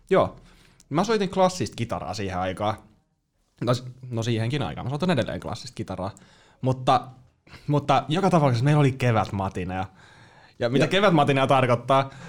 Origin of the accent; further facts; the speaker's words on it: Joensuu, North Karelia, Finland; mä oon Joensuusta.